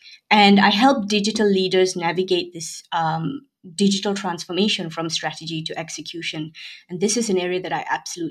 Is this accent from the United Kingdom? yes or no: no; Malaysia; I'm originally Malaysian